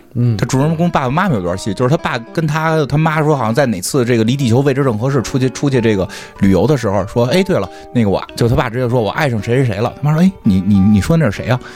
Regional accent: China; 我们中国人

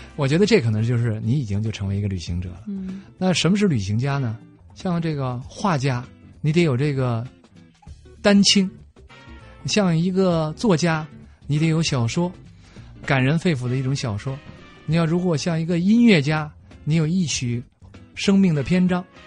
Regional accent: China; 我是从中国来的

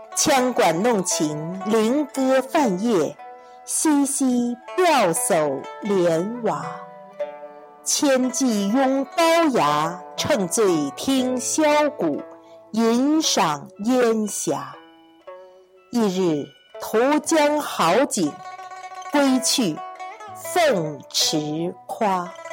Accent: the North, northern China, China; 我是个北方人

